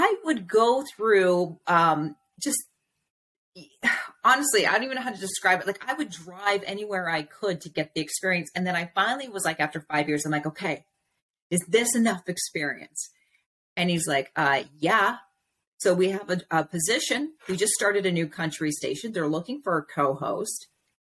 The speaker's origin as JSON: {"language": "English", "country": "Canada", "tie": "born or raised there", "said": "growing up in Canada."}